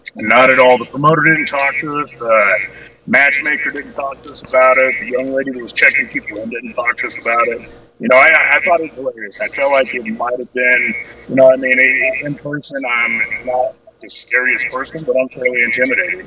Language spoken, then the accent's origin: English; Clovis, New Mexico, United States; I'm originally from Clovis, New Mexico